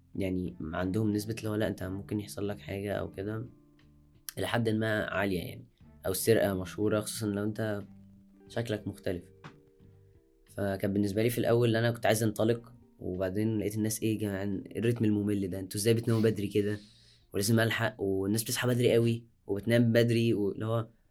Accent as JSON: {"language": "Arabic", "country": "Egypt", "said": "عندنا في مصر"}